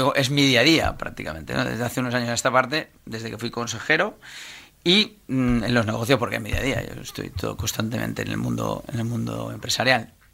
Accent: Valencia, Valencian Community, Spain; now in Rocafort, Spain; yo soy un empresario valenciano que nació el 8 del 8 del 75.

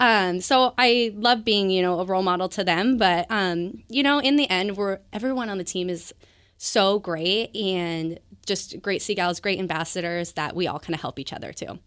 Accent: Bonney Lake, Washington, United States; also born or lived in Everett, Washington; I grew up in Bonnie Lake, Washington, um, down south

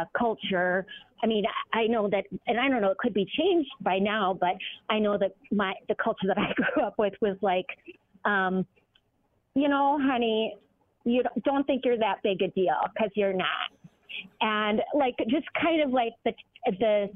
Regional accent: Duluth, Minnesota, United States; moved away as an adult; I grew up in Duluth till I think age of 18

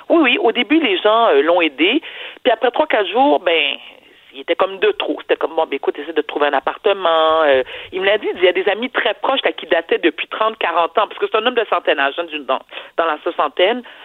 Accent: Quebec, Canada; also born or lived in Haiti; Au Québec, nous sommes un peuple généreux

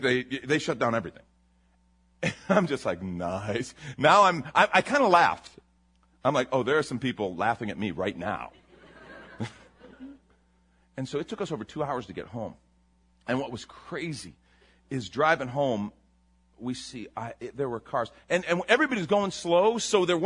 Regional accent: Chicago, Illinois, United States; now in San Antonio, United States; I'm from Chicago.

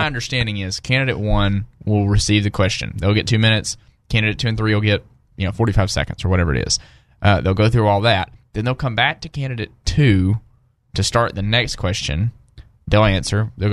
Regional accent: South Arkansas, United States; I'm from South Arkansas

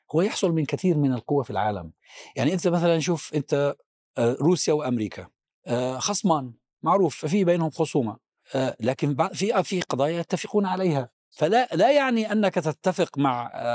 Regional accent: Palestine; أنا كفلسطيني وعربي ومسلم وسني

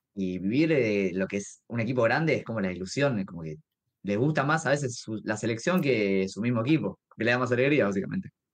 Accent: Argentina

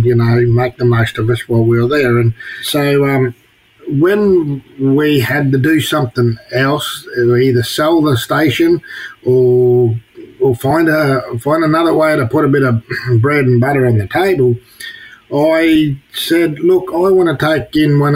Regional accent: near Longreach, Queensland, Australia; when we were little fellas being brought up on my home country, which my brothers are on now, we used to come over to Longreach

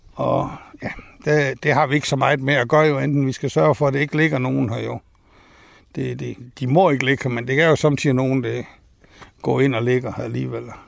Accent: Tunø, Central Denmark Region, Denmark; born or raised there; also born or lived in Aarhus / Vildbjerg

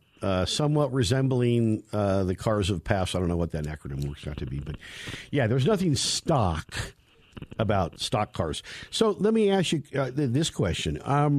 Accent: California, United States; now in Denver, United States; Really? No, because, I come from Northern California.

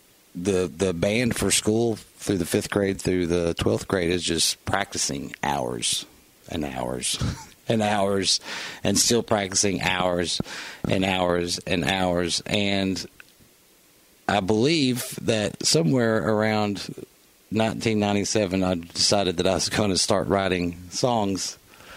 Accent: Elizabethton, Tennessee, United States; also born or lived in Johnson City, Tennessee / Nashville, Tennessee; now in Bristol, Virginia, United States; growing up where I did in East Tennessee, Elizabethton, Tennessee

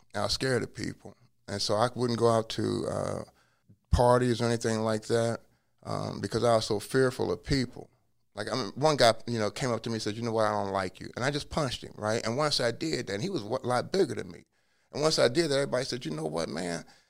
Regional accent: Cincinnati, Ohio, United States; now in Hawaii, United States; I was born in Cincinnati, and I was born in 1963, but I was placed into an orphanage

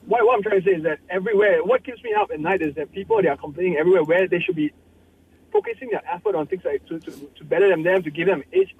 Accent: Singapore; I'm actually from Singapore.

